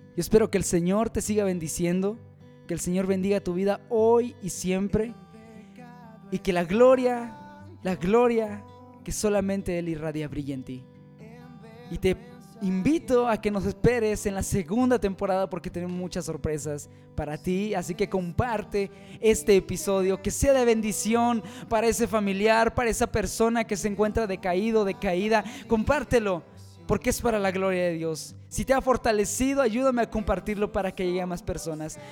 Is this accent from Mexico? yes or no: yes; Mexico; aquí en mi país México